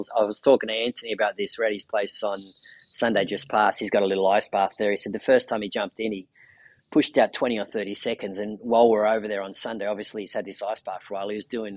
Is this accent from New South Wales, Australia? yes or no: yes; Sydney, New South Wales, Australia; We grew up back in Maroubra.